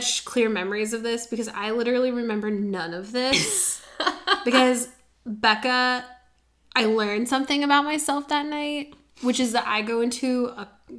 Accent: Midwest, United States; I was from the Midwest. I grew up in a family that was like, let's do the cheapest one.

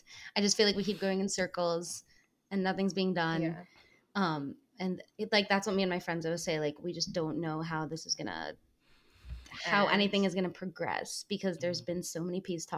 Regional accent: Ra'anana, Central District, Israel; now in New York, United States; first growing up in Israel and Renana in middle school and then moving back here. I bounced back and forth a lot.

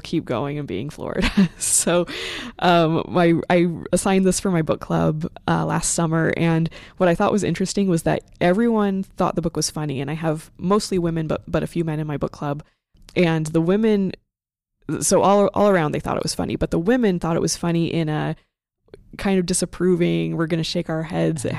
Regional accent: the West, United States; I'm from the West

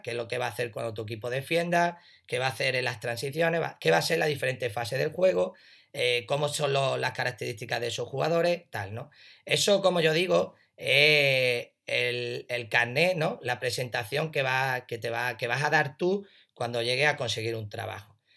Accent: a village near Ronda, Andalusia, Spain; ir al pueblo más grande de al lado, Ronda

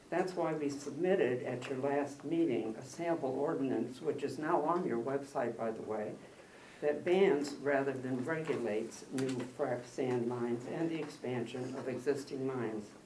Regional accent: Tomah, Wisconsin, United States; I'm from Tomah

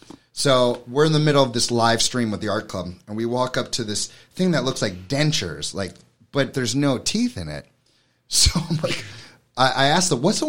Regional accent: New York City, New York, United States; now in Hammonton, United States; I'm from New York City

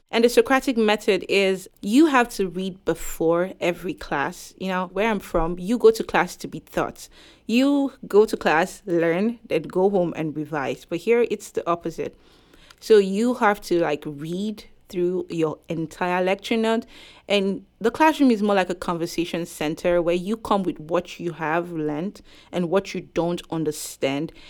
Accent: Nigeria; moved away as an adult; now in Concord, United States; I came from Nigeria where we are all the same race

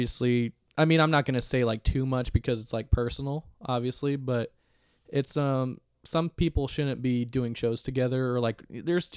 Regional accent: Upland, California, United States; we grew up in Upland playing baseball

